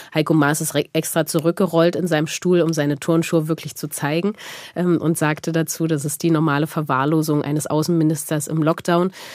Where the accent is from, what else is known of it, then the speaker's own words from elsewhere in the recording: East Germany, Germany; ich komme aus Ostdeutschland.